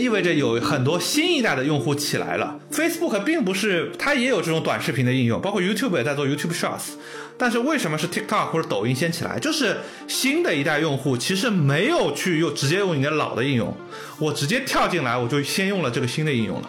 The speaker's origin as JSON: {"language": "Chinese", "country": "China", "said": "就跟我们中国人的很多电商的套路"}